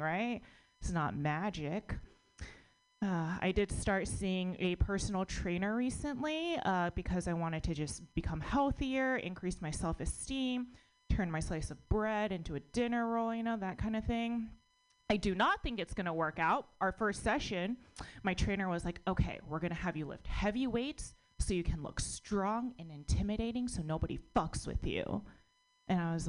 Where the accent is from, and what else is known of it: United States; born or raised there